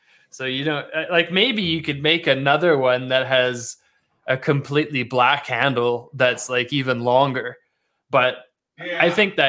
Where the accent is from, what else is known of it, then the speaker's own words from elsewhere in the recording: Australia; accent: Canadian; also born or lived in Canada; So I grew up in Australia for 20 years, like I mentioned, but even my whole time down there, I had a Canadian accent.